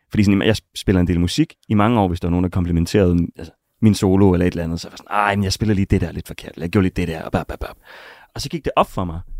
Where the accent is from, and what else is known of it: North Jutland, North Denmark Region, Denmark